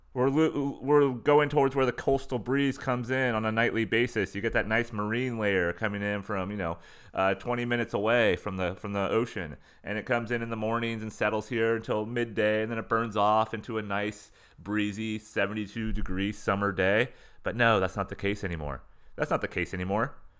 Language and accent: English; San Diego County, Southern California, United States; moved away; where I grew up in Southern California, internal San Diego County in the mountains, going towards the desert